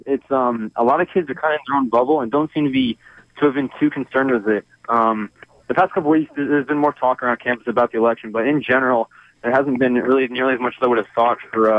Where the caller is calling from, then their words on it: Atlanta, Georgia, United States; I'm calling from Georgia Tech, actually